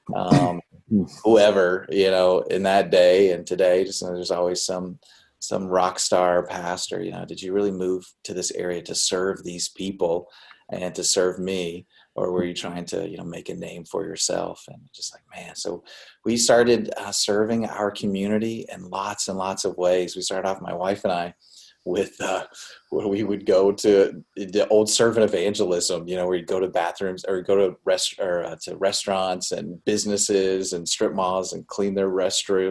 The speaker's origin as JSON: {"language": "English", "region": "North Carolina", "country": "United States", "tie": "born or raised there", "moved": "as an adult", "lives_now": "New York State, United States", "said": "I grew up in North Carolina"}